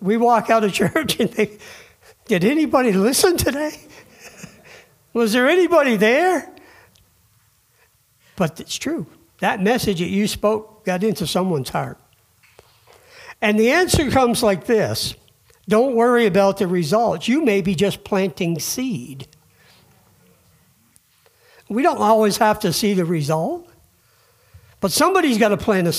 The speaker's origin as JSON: {"language": "English", "region": "Vermont", "country": "United States", "said": "we're from Vermont"}